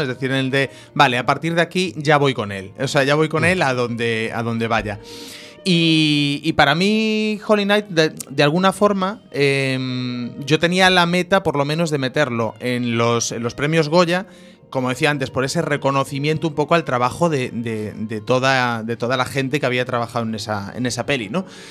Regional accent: Cambados, Galicia, Spain; la fiesta del Albariño, que es, bueno, es, mi fiesta y mi pueblo

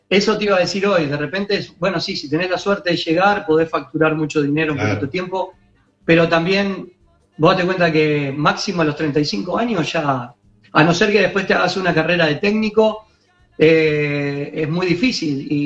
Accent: Uruguay; ¿por qué yo como uruguayo no también hacerlo?

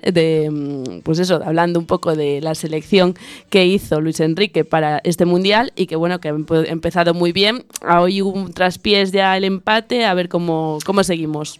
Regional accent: Vigo, Galicia, Spain; somos los dos de Vigo

